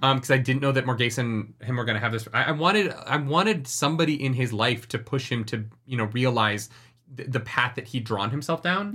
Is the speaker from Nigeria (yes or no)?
no; Canada; moved away as an adult; also born or lived in United States; I've never really voted in Canada because I turned eighteen and moved to the States